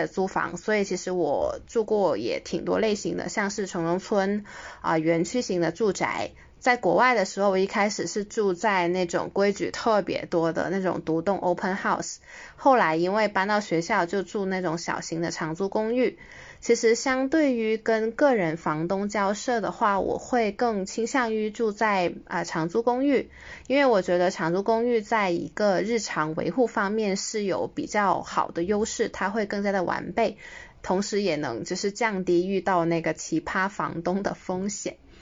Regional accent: Guangdong, China; also born or lived in Greater Bay Area / west coast of Canada; 因为我是，呃，一个土生土长的广东人嘛，所以其实学习工作我基本上都是，呃，窝在大湾区

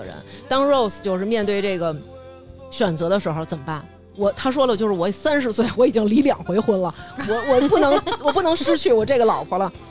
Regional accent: China; 我身为一个中国人，

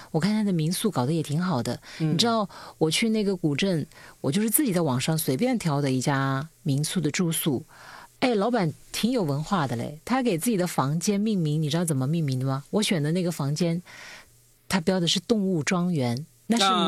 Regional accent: Lianyuan, Hunan, China; moved away; 因为我老家就是有个钢厂

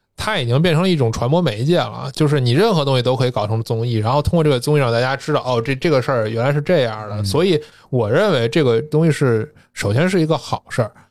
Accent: Tianjin, China; moved away; also born or lived in Nanjing; 我是天津出生长大，我父亲和那个爷爷那辈儿都是部队的。然后是在那个部队院里长大的，那院的后身儿是那个天津市歌舞团

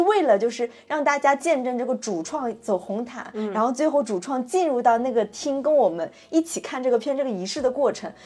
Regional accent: China; 作为中国人

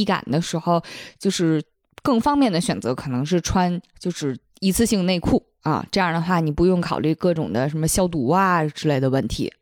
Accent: Fujian, China; 因为我就是闽南那边的吃法不是蘸酱油嘛

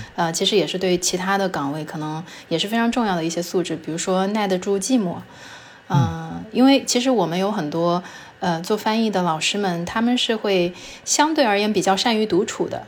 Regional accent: China; first language Chinese; 作为中国人的话，我们的母语就是中文嘛

